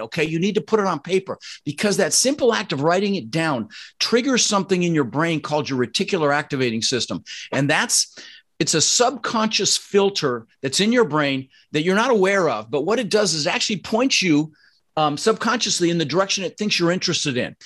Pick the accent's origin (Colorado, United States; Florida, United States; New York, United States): Colorado, United States; Denver; also born or lived in Netherlands; I was born in the Netherlands, you know, think wooden shoes, windmills, and um, immigrated when I was six. Like I said, we ended up in Denver, Colorado. And growing up, we really struggled